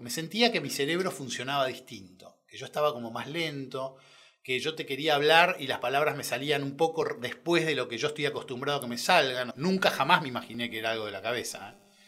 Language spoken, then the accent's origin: Spanish; Buenos Aires, Argentina; also born or lived in Córdoba, Argentina; Nací en Córdoba, tengo una familia muy grande allá, a la cual quiero un montón me crié con mucha gente, hasta los cuatro que me vine a Buenos Aires